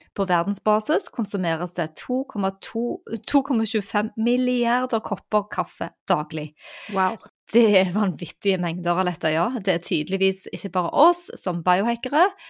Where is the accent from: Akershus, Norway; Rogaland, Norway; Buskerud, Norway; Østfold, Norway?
Rogaland, Norway; Stavanger; hjembyen min